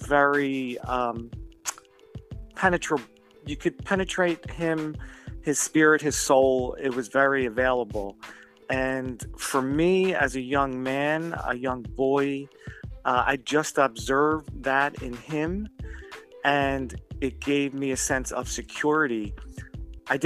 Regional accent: Philadelphia, Pennsylvania, United States; now in New Jersey, United States; I live in New Jersey. I'm from Philadelphia

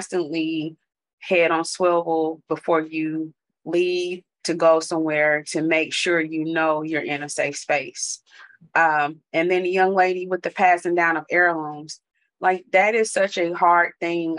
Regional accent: North Carolina, United States; I grew up in the South in North Carolina, and the street I grew up on had no sidewalks

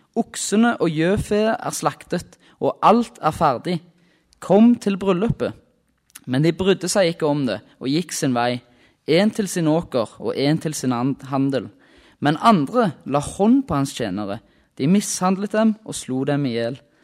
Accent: Rennesøy, Rogaland, Norway; Kommer fra Rogaland, på ei øy som heter Rennesøy.

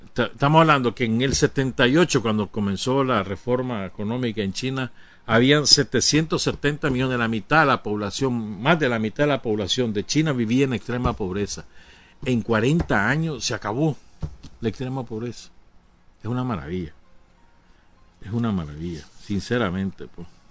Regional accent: Nicaragua; aquí en Nicaragua

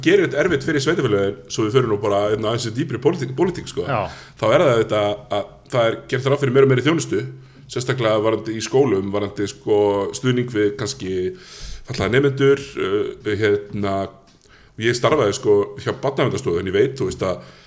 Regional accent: Iceland; moved away; also born or lived in Stykkishólmur / Akureyri; ég er frá Stikkisómi og svo fluttum við til Hólmækur

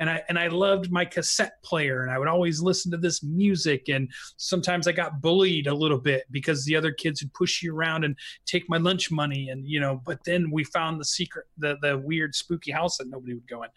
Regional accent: Phoenix, Arizona, United States; now in Pacific Northwest, United States; I grew up in Arizona for all of my trigger-treating days.

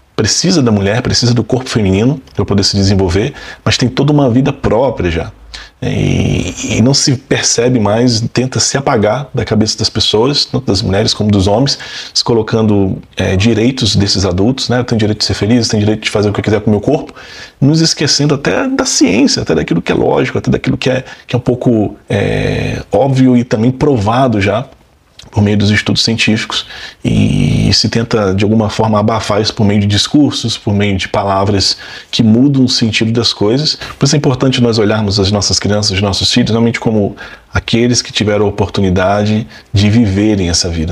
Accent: Brazil; como brasileiros

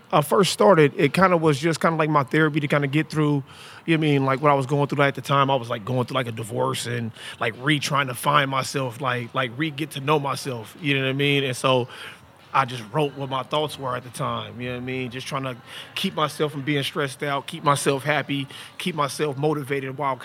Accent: Portland, Oregon, United States; I'm from Portland, Oregon

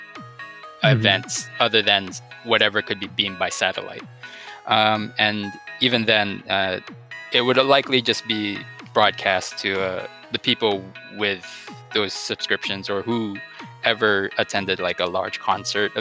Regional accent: Guam; I was born and raised on a small island in the Pacific that's U.S. territory

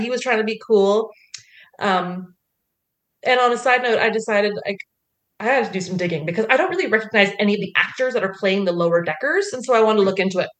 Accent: Canada; As a Canadian

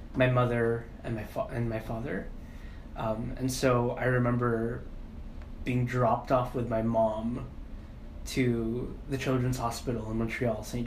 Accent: Philippines; I'm Filipino

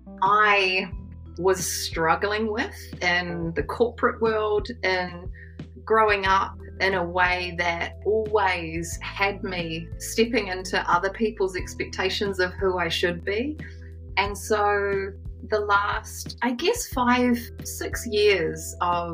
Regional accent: New Zealand; I am a New Zealander.

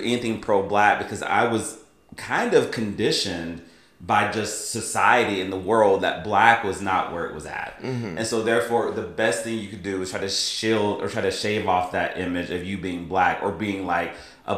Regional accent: the South, United States; I grew up in the South

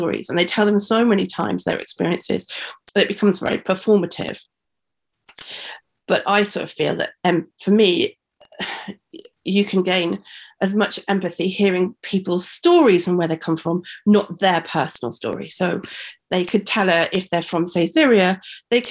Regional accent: Black Country, West Midlands, United Kingdom; I'm from the Black Country in the West Midlands

